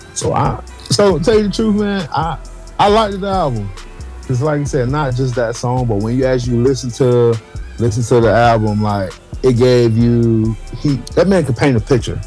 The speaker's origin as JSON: {"language": "English", "town": "Gardena", "region": "California", "country": "United States", "tie": "born or raised there", "said": "I grew up in Gardena in the hood"}